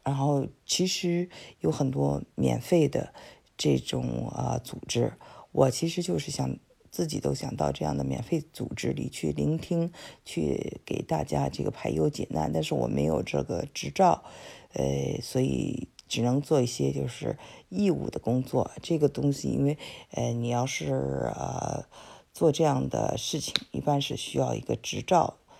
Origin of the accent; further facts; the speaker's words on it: China; now in United States; 很多呃华呃我们中国人，嗯。背井离乡的之后的选择